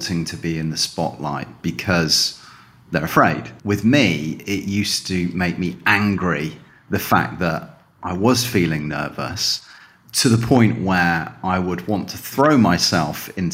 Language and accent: English; Calne, South West England, United Kingdom; moved away as an adult; now in Spain; I grew up in the southwest of England in a little town called Calne